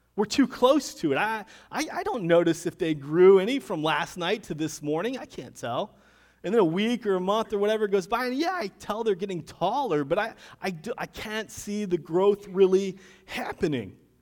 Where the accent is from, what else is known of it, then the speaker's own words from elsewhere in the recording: Deltona, Florida, United States; moved away; I grew up in Deltona, Florida. Haven't lived there for a number of years now